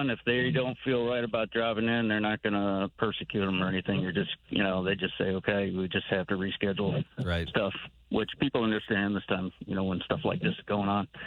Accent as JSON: {"language": "English", "region": "Minnesota", "country": "United States", "tie": "born or raised there", "also_born_or_lived": "Idaho / Utah", "moved": "yes", "lives_now": "Broken Arrow, United States", "said": "I grew up in Minnesota and lived in the Intermountain West in Idaho and Utah for years"}